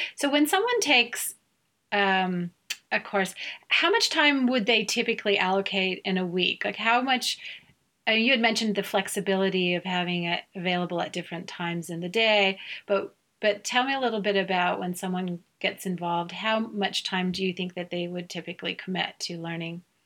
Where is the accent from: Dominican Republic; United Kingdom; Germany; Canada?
Germany; moved away; I'm from Germany originally